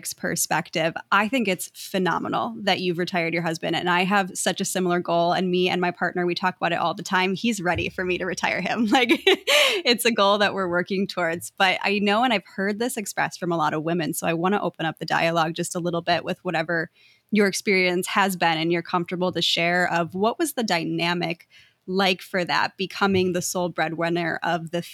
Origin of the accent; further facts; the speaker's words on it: Milwaukee, Wisconsin, United States; now in Los Angeles, United States; I'm from Milwaukee, Wisconsin originally.